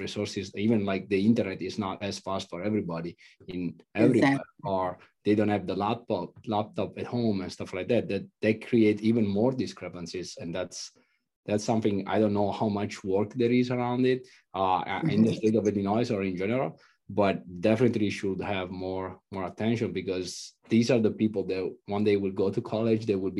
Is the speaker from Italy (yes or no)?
yes; Italy; I'm from Italy.